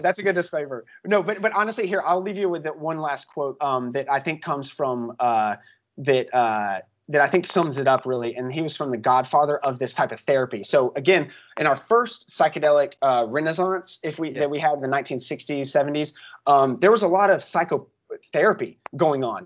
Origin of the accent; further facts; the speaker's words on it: Chattanooga, Tennessee, United States; I grew up in Chattanooga, Tennessee